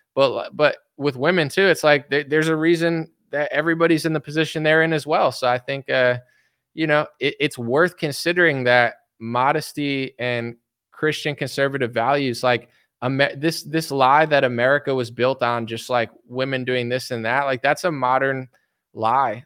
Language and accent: English; United States; I'm American